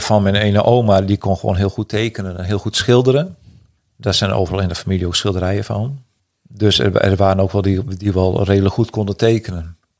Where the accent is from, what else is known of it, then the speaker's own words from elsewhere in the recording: Friesland, Netherlands; in dit stuk van Friesland, ook waar ik ben opgegroeid